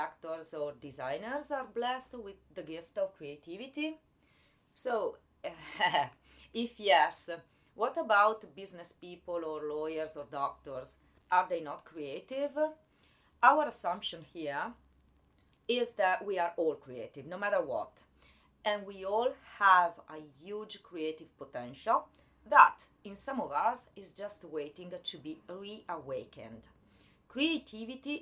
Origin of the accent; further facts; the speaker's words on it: Italy; English is a second language; moved away as an adult; now in New York, United States; As you guys might guess from my accent, I was born and raised in Italy